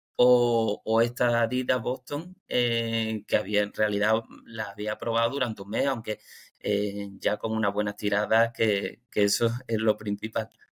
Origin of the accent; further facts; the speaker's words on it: Málaga, Andalusia, Spain; Yo soy de Málaga